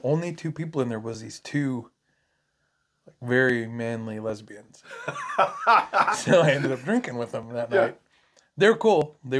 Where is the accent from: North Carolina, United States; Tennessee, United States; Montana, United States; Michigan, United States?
Montana, United States; I'm from Montana.